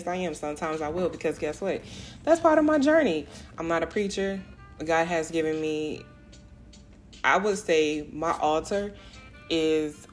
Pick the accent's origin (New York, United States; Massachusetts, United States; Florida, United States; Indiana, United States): Florida, United States; South; moved away as an adult; now in Houston, United States; I grew up and raised in South Florida. I am a Florida girl, heart and heart, through and through.